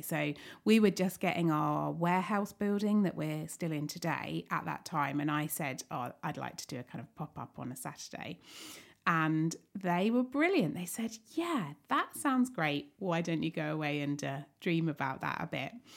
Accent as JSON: {"language": "English", "town": "Staplehurst", "region": "South East England", "country": "United Kingdom", "tie": "born or raised there", "said": "I li-, grew up in Staplehurst"}